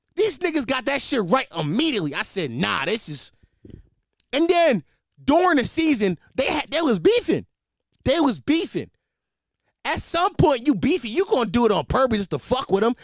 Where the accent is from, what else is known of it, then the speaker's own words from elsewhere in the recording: Philadelphia, Pennsylvania, United States; as a Philadelphian